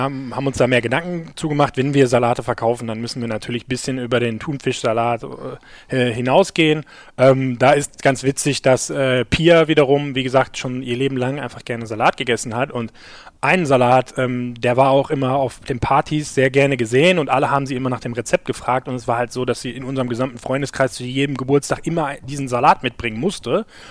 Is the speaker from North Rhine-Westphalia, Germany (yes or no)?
yes; Gelsenkirchen, North Rhine-Westphalia, Germany; wir kommen jetzt alle aus Gelsenkirchen